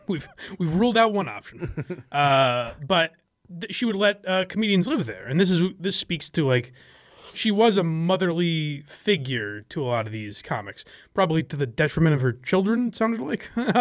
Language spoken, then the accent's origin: English; Wisconsin, United States; accent: Midwestern; I'm from Wisconsin. I guess is the idea of it is that it's like a Midwestern accent.